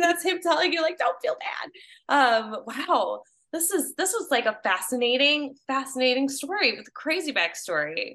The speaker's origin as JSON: {"language": "English", "area": "Palos Heights", "region": "Illinois", "country": "United States", "tie": "born or raised there", "said": "I'm from Payless Heights. It's by, like, Orland Park"}